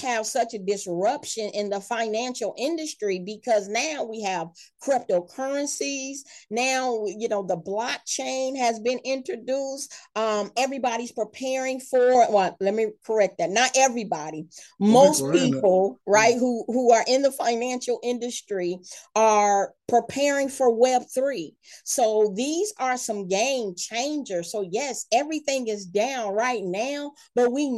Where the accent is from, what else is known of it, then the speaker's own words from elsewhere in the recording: Michigan, United States; moved away as an adult; also born or lived in Georgia; when I moved back to Michigan, this is my hometown